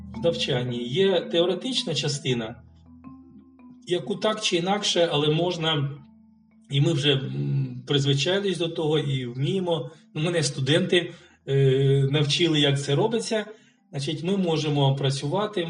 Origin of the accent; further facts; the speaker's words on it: Kharkiv, Kharkiv Oblast, Ukraine; 62-го року я народився в П'ятихатках, і до 94-го року я е, там жив